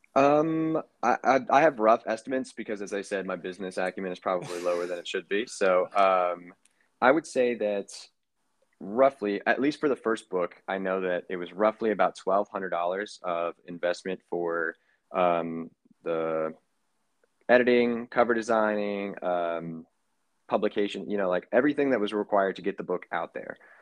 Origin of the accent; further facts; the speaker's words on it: Kentucky, United States; now in New York City, United States; I am originally from Kentucky, but now residing in New York City.